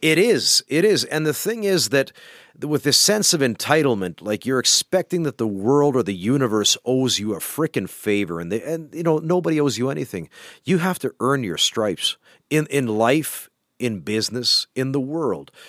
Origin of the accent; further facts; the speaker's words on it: Canada; now in Finland; You can count me in as a Canadian